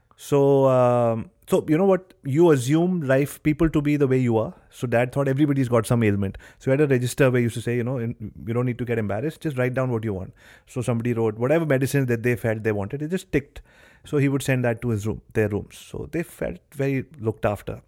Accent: Delhi, India; I was born and brought up in Delhi

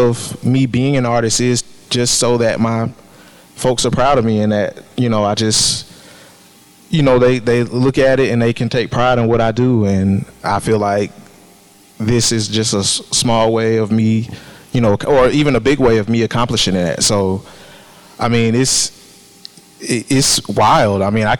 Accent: Columbus, Ohio, United States; I grew up in Columbus, and I remember my dad taking me to the Columbus Museum and seeing that bonfire painting.

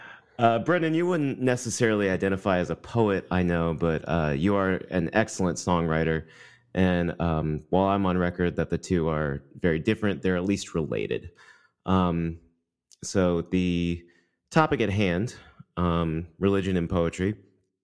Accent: Tennessee, United States; grew up in the Bible Belt in Tennessee

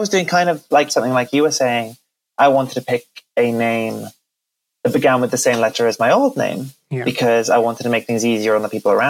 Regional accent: Wales, United Kingdom; I am Welsh. I don't think I mentioned that. I'm born and raised in Wales. Don't really have the accent, unfortunately.

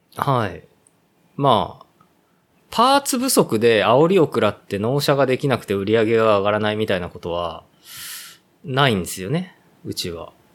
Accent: Ōguchi, Aichi, Japan; 僕の実家のこの、大口

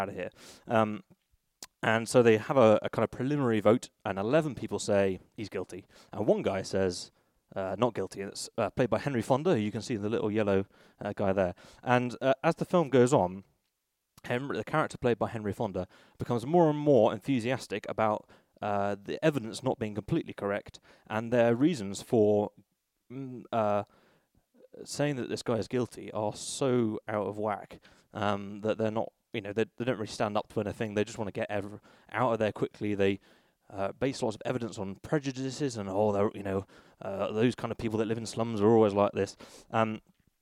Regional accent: Bristol, South West England, United Kingdom; When I was a teenager, I grew up in Bristol

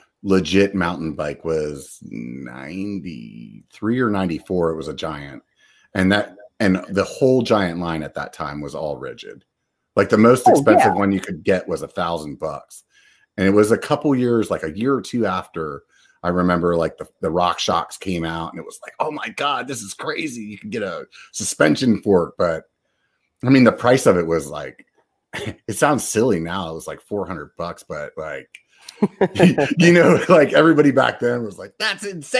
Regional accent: York, Pennsylvania, United States; now in Northern California, United States; I grew up in York, Pennsylvania, which was always confused with New York.

